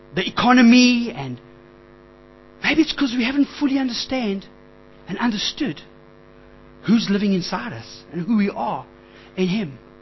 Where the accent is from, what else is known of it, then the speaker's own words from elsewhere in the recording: Springs, Gauteng, South Africa; I grew up in Springs.